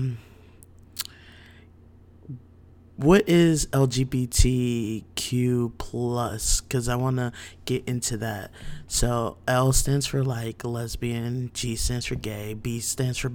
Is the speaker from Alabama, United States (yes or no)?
no; New Jersey, United States; now in Virginia Beach, United States; I'm from Jersey, but currently reside in Virginia Beach